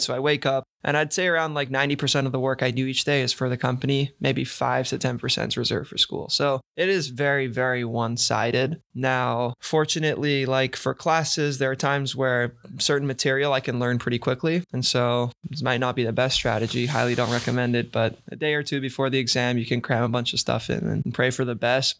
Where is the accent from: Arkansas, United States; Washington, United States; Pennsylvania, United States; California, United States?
California, United States; San Diego; moved away; growing up, I played tennis, I mean, I played tennis here, and right in front of my house in San Diego, we had a whole tennis club